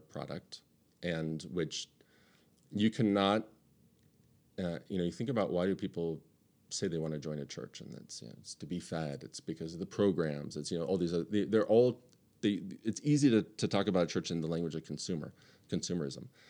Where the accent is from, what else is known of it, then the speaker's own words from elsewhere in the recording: United States; as American Western Christians